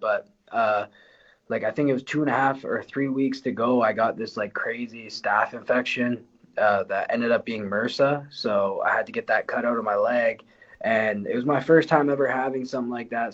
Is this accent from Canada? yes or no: yes; Windsor, Ontario, Canada; I'm from Essex County, uh, and like Windsor area